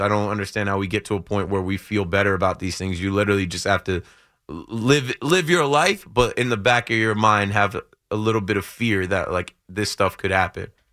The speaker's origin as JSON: {"language": "English", "town": "Jersey City", "region": "New Jersey", "country": "United States", "said": "we're from Jersey City area"}